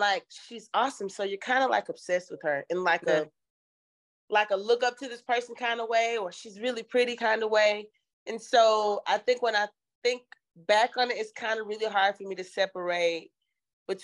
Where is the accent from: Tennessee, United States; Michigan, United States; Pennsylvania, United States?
Tennessee, United States; Memphis; moved away as an adult; now in Los Angeles, United States; I hail from Memphis, Tennessee. I've been living in Los Angeles, California for about 12 years